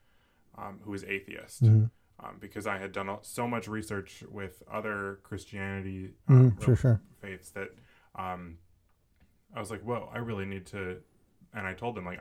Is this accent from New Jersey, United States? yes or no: no; Oshkosh, Wisconsin, United States; we grew up in Oshkosh